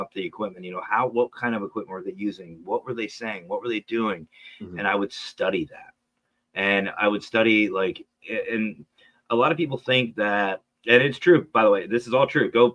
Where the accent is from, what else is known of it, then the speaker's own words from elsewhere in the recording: Pennsylvania, United States; I'm from Pennsylvania, dead center of the state